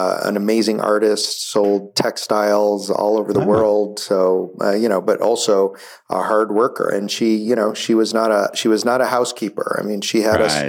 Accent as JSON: {"language": "English", "town": "Buffalo", "region": "New York", "country": "United States", "tie": "born or raised there", "said": "I grew up in Buffalo, New York, and I guess a normal middle-class family"}